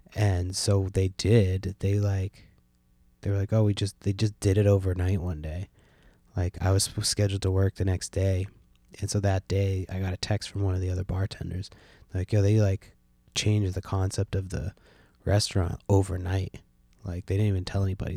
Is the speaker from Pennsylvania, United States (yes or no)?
no; San Francisco, California, United States; now in Washington State, United States; I was born in San Francisco